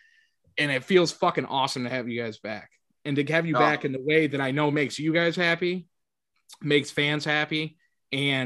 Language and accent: English; Syracuse, New York, United States; I'm from Syracuse